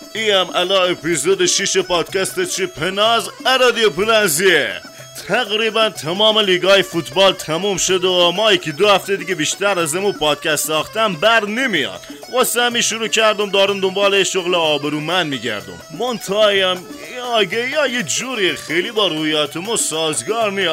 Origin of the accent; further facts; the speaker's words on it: Khuzestan, Iran; ما بچه خوزستانم